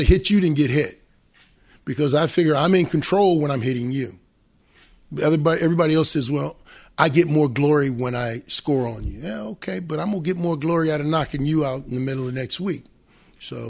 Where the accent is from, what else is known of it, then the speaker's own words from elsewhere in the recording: Cleveland, Ohio, United States; I grew up in Cleveland